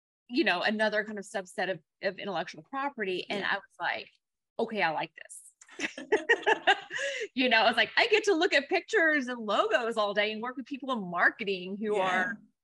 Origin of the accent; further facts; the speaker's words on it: Kentucky, United States; accent: Kentucky twang; also born or lived in Colorado / Louisville, Kentucky / California; after living here and really growing up here, of course, I have incurred an accent